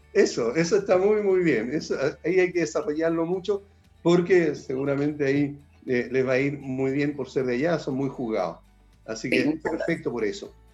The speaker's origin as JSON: {"language": "Spanish", "town": "La Serena", "region": "Coquimbo", "country": "Chile", "tie": "born or raised there", "moved": "yes"}